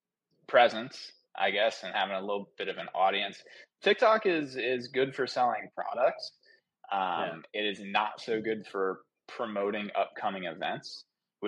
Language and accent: English; Cincinnati, Ohio, United States; now in Florida, United States; I'm from Cincinnati, Ohio